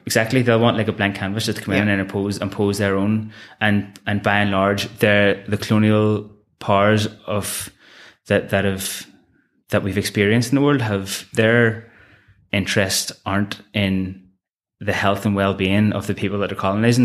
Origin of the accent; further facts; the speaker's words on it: Belfast, Northern Ireland, United Kingdom; the war in Ireland was still going on whenever I was growing up in Belfast